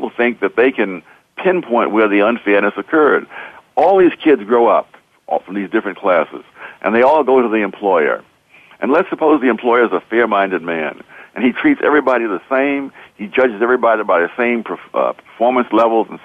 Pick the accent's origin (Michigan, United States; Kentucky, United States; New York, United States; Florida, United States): New York, United States; New York City; I grew up in Harlem